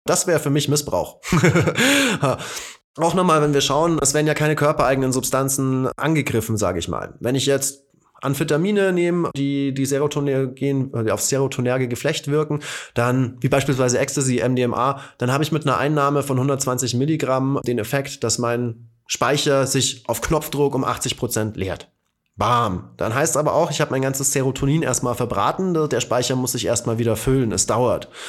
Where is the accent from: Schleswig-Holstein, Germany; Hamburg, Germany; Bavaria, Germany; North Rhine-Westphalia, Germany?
Bavaria, Germany; ich bin hier in Bayern geboren und aufgewachsen